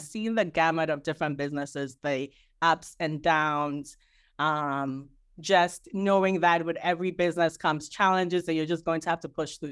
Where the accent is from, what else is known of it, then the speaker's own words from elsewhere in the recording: Ghana; now in New Jersey, United States; currently living in New Jersey. I'm originally from Ghana.